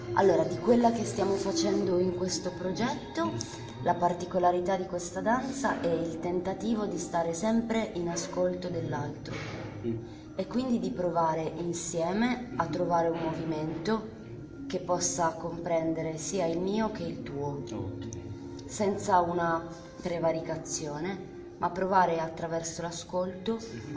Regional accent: Guinea; Italian is a second language; moved away as an adult; now in Italy; Nel mio paese, in Guinea, nella mia regione, esiste una, un tipo di danza

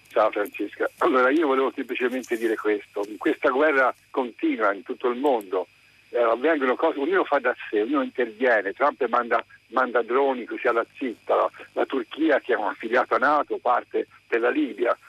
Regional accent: Pisa, Tuscany, Italy; io sono di Pisa, qui vicino a casa mia c'è il Cap Darby

